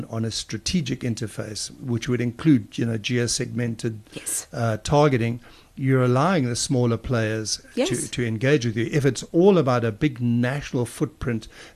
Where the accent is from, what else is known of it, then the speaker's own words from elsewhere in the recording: Durban, KwaZulu-Natal, South Africa; growing up in Durban